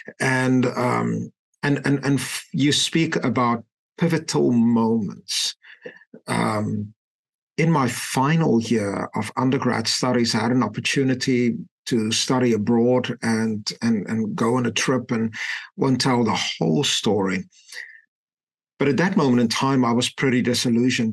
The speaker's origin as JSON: {"language": "English", "town": "Klerksdorp", "region": "North West", "country": "South Africa", "tie": "born or raised there", "moved": "yes", "said": "I grew up in a tiny little mining town and what at that point in time was the Western Transvaal. Today, Northwest Province, a little town called Klerksdorp."}